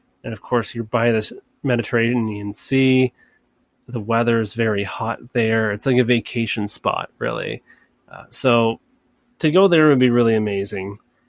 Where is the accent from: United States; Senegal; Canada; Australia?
Canada; I'm glad that I'm Canadian